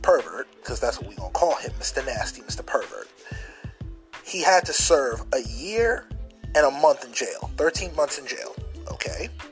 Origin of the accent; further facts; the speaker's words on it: Jamaica; I'm going to talk to you as a Jamaican.